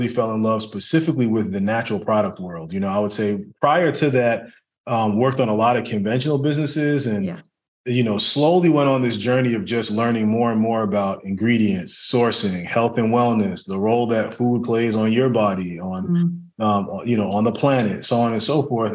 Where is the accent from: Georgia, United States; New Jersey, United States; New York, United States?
New York, United States; New York City; I grew up in Brooklyn in a really big family